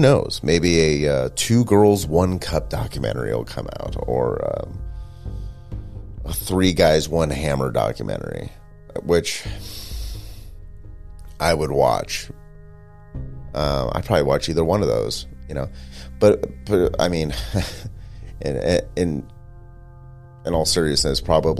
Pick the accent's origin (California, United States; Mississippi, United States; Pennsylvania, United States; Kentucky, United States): California, United States; Stockton; in Northern California near where I grew up in Stockton